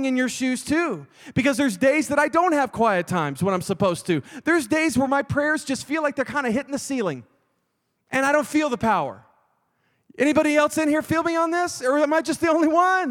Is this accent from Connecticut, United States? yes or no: no; Texas, United States; I'm from Texas